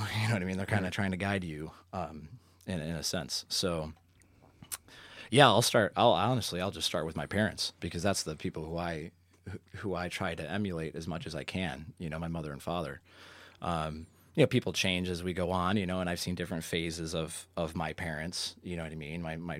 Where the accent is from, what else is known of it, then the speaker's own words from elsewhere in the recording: Parma, Ohio, United States; I hail from Parma.